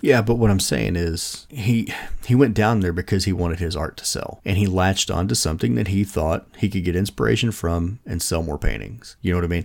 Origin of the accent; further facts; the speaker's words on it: United States; as an American